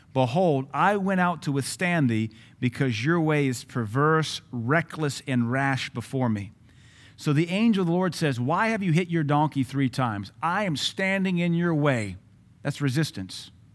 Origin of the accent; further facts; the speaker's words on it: Baton Rouge, Louisiana, United States; when I grew up in Baton Rouge